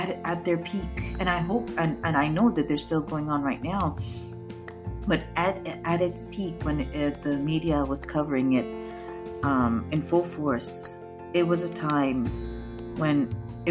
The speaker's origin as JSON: {"language": "English", "country": "Pakistan", "moved": "yes", "lives_now": "United States", "said": "I'm a Pakistani, I'm Muslim"}